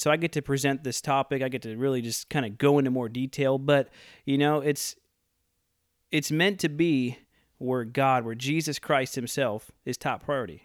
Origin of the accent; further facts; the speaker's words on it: Midwest, United States; now in Oroville, United States; I'm from the Midwest.